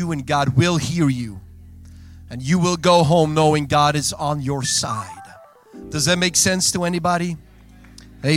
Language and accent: English; Belgium; first language Dutch; English is a second language; I was born and raised in Belgium. Mijn moedertaal is Nederlands.